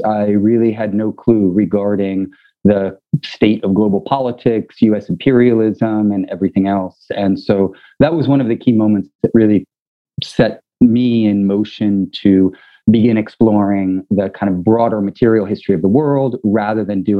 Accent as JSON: {"language": "English", "region": "Kansas", "country": "United States", "tie": "born or raised there", "also_born_or_lived": "Paris, France", "moved": "as an adult", "said": "Well, yeah, originally I grew up in Kansas on a farm"}